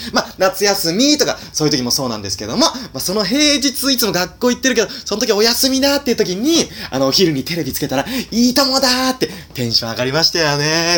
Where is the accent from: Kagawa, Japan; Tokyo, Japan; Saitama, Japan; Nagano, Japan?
Nagano, Japan; moved away; 僕はね、長野県出身なんで